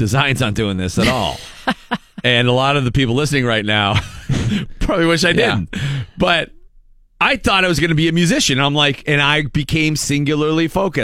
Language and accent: English; Erie, Pennsylvania, United States; being from Erie